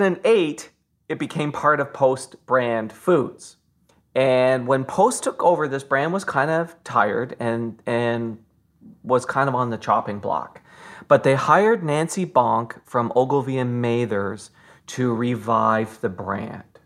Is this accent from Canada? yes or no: yes; Fort Erie, Ontario, Canada; I was born in Fort Erie